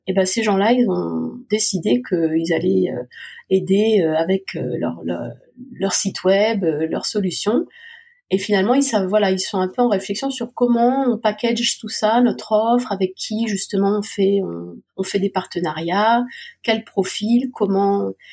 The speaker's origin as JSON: {"language": "French", "area": "Alsace", "region": "Grand Est", "country": "France", "also_born_or_lived": "Moscow / London", "moved": "yes", "lives_now": "Lyon, France", "said": "je suis revenue dans ma terre natale ou ma terre de cœur, puisque je suis alsacienne"}